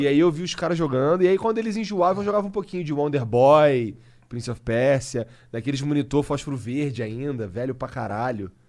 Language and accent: Portuguese; Brazil; eu sou brasileiro. Falo português.